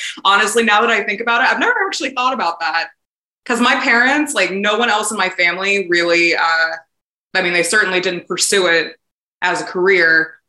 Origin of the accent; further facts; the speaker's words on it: Indianapolis, Indiana, United States; born there; also born or lived in Albuquerque / New York City; So I was born in Indianapolis, Indiana, but I grew up kind of all over the country.